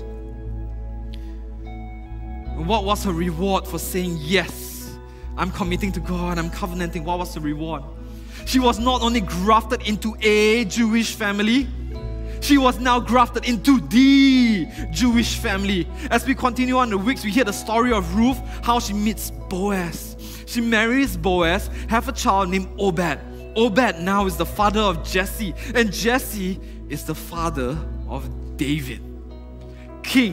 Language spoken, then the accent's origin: English; Penang, Malaysia; I'm from Penang. So I started working in Penang.